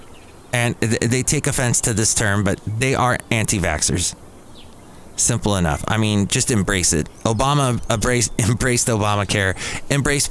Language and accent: English; United States; as an American